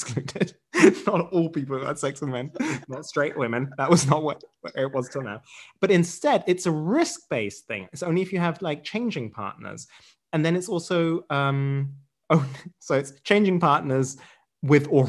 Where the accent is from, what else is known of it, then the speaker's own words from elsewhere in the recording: England, United Kingdom; now in Germany; I have British heritage.